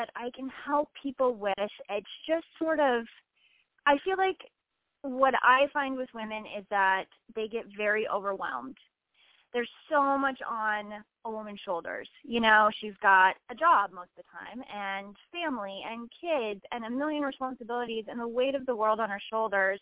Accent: Iowa, United States; born or raised there

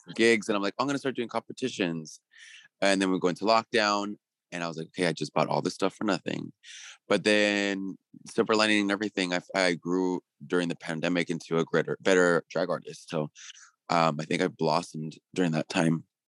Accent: California, United States; moved away as an adult; also born or lived in Puerto Rico; now in New York, United States; I'm originally from California, and, um, I moved to Puerto Rico, uh, for work

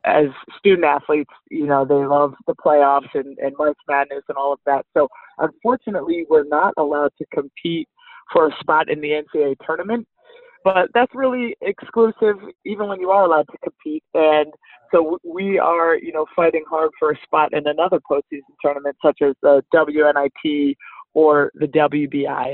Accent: Northeast, United States; moved away as an adult; also born or lived in Flagstaff, Arizona; I'm actually from the Northeast

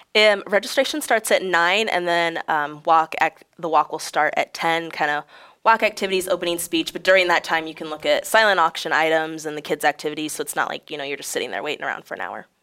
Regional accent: Galesburg, Illinois, United States; also born or lived in Peoria, Illinois; I grew up in Galesburg, Illinois, it's about forty minutes away from here

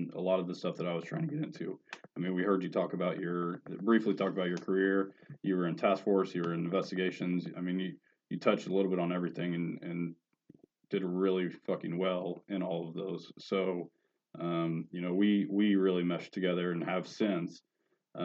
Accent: Mattoon, Illinois, United States; growing up in Mattoon

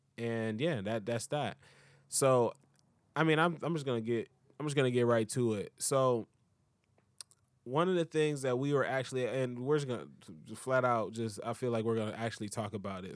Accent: United States; I'm American

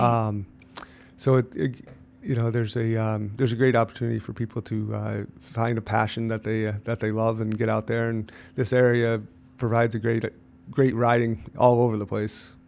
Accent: Lake George, New York, United States; I grew up in Cloverdale, went to, uh, Lake George High School

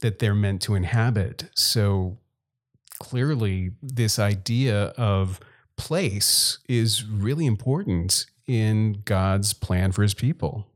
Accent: Gulf Coast of Louisiana, United States; moved away as an adult; also born or lived in Texas; now in South Dakota, United States; I grew up in Louisiana and left, I guess, between high school and college

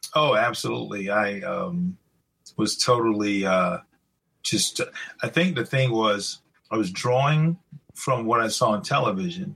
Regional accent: Greeleyville, South Carolina, United States; I grew up in a small town in South Carolina, very rural area. Um, it's close to Charleston

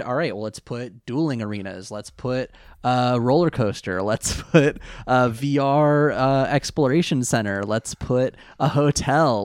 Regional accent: near Monterey Bay, California, United States; I grew up near the Monterey Bay Aquarium.

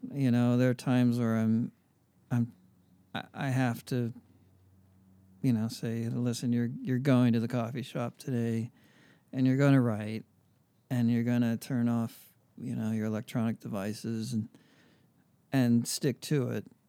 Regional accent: Pittsburgh, Pennsylvania, United States; moved away as an adult; now in Los Angeles, United States; growing up in Pittsburgh

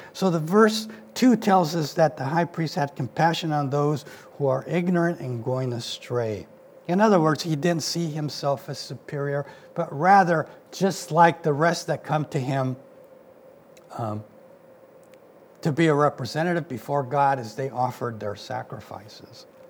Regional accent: Mexico; now in United States; I wasn't born here, I was born in Mexico

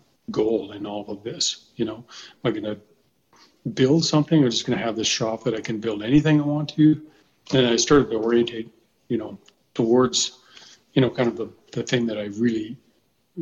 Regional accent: Fort McMurray, Alberta, Canada; I grew up in Fort McMurray

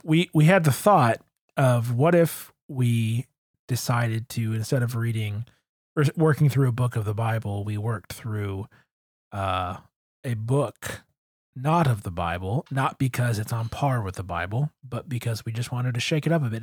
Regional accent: Grosse Pointe, Michigan, United States; growing up in Grosse Pointe, but going to church in the city

